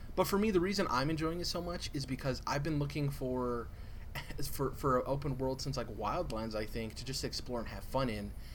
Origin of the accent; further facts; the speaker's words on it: United States; as an American